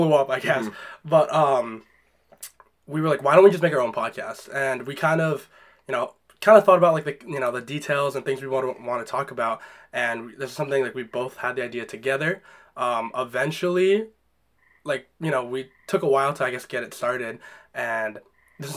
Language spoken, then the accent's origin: English; Londonderry, New Hampshire, United States; born or raised there